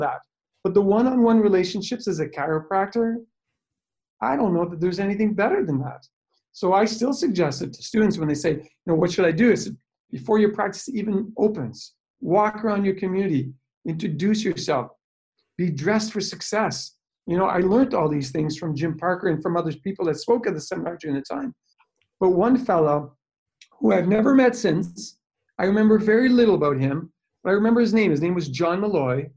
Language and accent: English; Timmins, Ontario, Canada; also born or lived in Hearst, Ontario / Toronto, Ontario; moved back to my hometown in Timmins